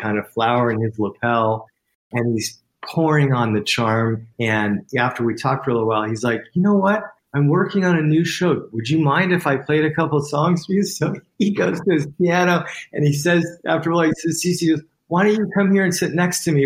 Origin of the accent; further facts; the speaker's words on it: West Coast, United States; I grew up on the West Coast